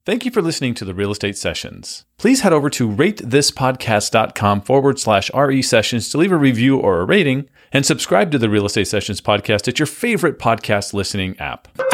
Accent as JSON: {"language": "English", "town": "San Diego", "region": "California", "country": "United States", "tie": "born or raised there", "also_born_or_lived": "Phoenix, Arizona", "moved": "yes", "lives_now": "St. Petersburg, United States", "said": "my wife and I grew up in San Diego, and then we lived in Phoenix"}